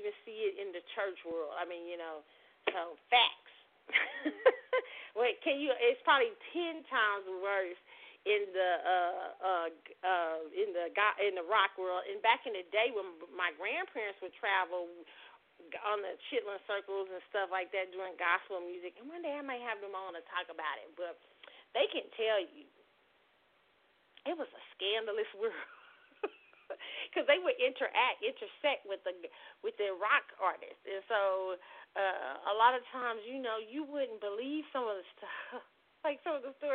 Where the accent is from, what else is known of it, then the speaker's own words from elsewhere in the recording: Kansas City, United States; me growing up in Kansas City